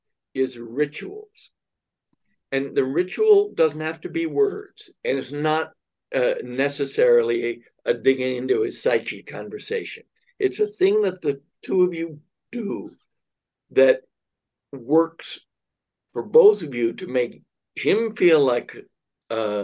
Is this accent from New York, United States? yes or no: yes; New York City, New York, United States; I was raised in Manhattan